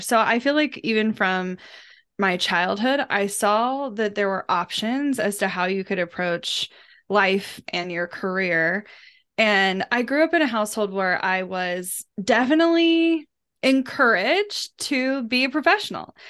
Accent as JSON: {"language": "English", "town": "Kansas City", "region": "Missouri", "country": "United States", "tie": "born or raised there", "said": "I grew up in Kansas City, um, while I lived on the outskirts of the metro, I technically lived in a rural community"}